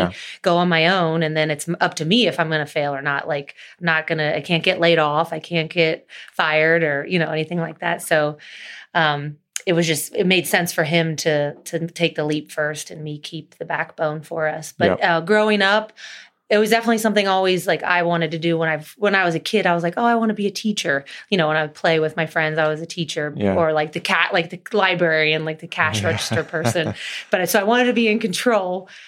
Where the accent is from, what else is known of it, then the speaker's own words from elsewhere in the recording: Cincinnati, Ohio, United States; And then obviously all our friends and family, we grew up in Cincinnati, so we were pretty connected between college and golfing and high school and family.